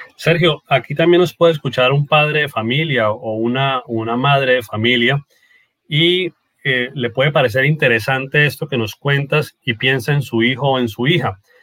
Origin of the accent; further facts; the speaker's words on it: Norte de Santander, Colombia; nuestro departamento norte de Santander